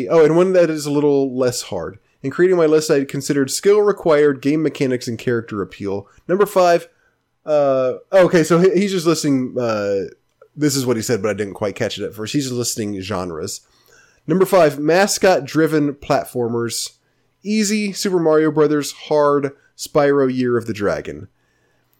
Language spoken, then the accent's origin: English; Memphis, Tennessee, United States; I grew up in Memphis